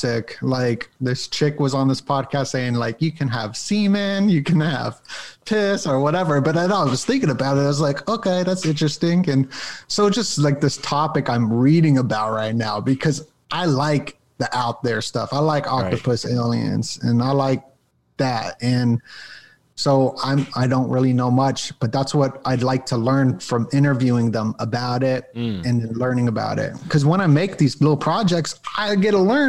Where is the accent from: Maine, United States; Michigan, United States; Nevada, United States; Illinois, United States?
Nevada, United States; Las Vegas; I grew up in Las Vegas, so I had birthday parties like in Vegas